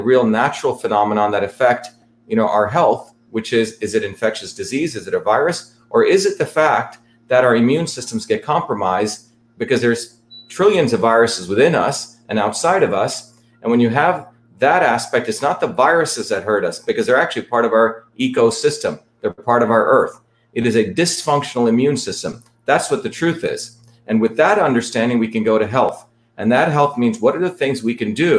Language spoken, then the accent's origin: English; India; moved away; I grew up in India where my grandparents were traditional farmers, sustainable farmers